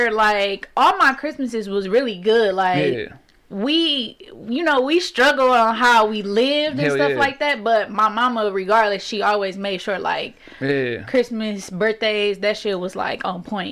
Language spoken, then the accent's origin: English; Detroit, Michigan, United States; I'm from Plymouth, like, all the way west side, Plymouth. I stay in like four different houses on Plymouth, so literally that's my hood.